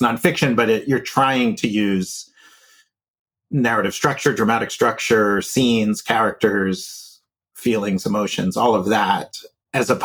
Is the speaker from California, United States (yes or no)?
no; New York City, New York, United States; I grew up in New York City